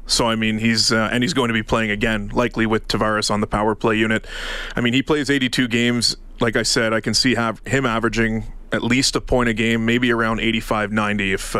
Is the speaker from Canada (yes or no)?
yes; Ottawa, Ontario, Canada; moved away; I'm from Ottawa. And I was actually born before the Senators got a team.